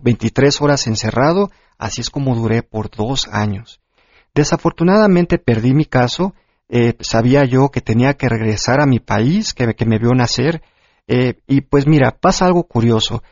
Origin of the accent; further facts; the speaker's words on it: Corpus Christi, Texas, United States; moved away as an adult; now in Mexico City, Mexico; Yo nací en la Ciudad de México. Y a los cuatro años llegué a Corpus Christi, Texas, donde prácticamente viví toda mi